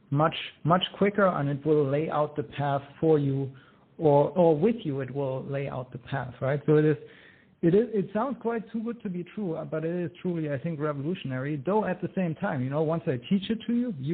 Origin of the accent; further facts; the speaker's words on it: Germany; accent: German; English is a second language; now in United States; Uh, yes, that is correct. But I am American by choice.